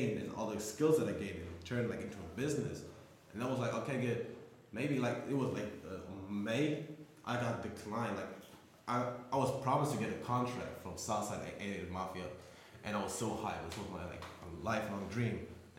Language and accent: English; Frankfurt, Hesse, Germany; my hometown of Frankfurt.